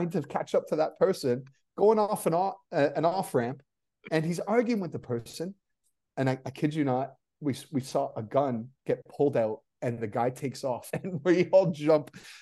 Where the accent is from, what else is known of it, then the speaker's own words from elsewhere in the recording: Canada; moved away; also born or lived in England; I'm Canadian, Scottish-Canadian